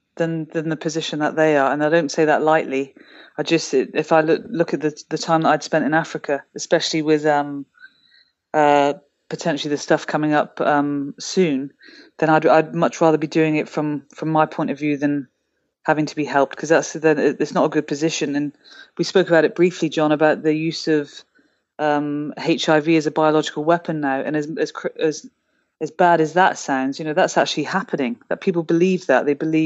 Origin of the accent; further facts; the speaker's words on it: United Kingdom; And I can say that as a Brit, because obviously we've had that happen for quite a few centuries now.